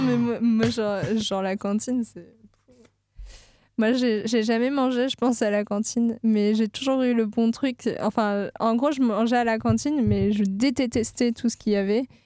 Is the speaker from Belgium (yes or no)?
no; south of France, France; now in Nantes, France; Je ne viens pas de l'Ouest du tout. Je viens du sud de la France